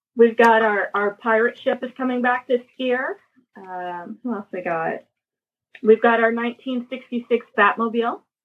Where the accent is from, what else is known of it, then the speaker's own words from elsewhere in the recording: Atlanta, Georgia, United States; I actually live born and raised in the Atlanta metro area